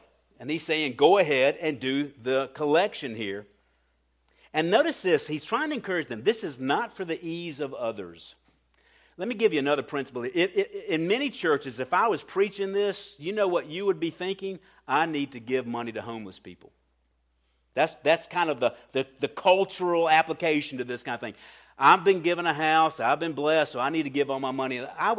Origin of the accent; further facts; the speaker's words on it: Colombia; I'm a little sensitive to that because I came from Colombia, and if anybody's been in Colombia, it's a real issue down there.